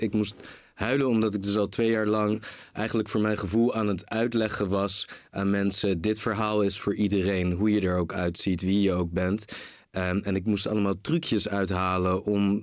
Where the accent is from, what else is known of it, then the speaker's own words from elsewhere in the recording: Rotterdam, South Holland, Netherlands; also born or lived in Groningen / Marseille; ik ben in Rotterdam geboren